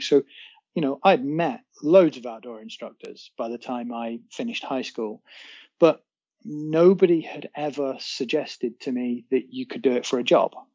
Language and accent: English; North Wales, United Kingdom; I guess North Wales has been home for at least two thirds of my life